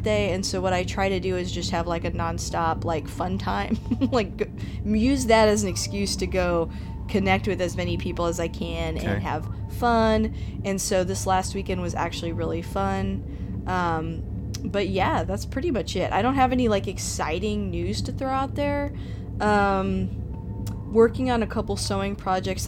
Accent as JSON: {"language": "English", "country": "United States", "tie": "born or raised there", "said": "even though I am Mexican American, I was born here, and my parents didn't really celebrate it."}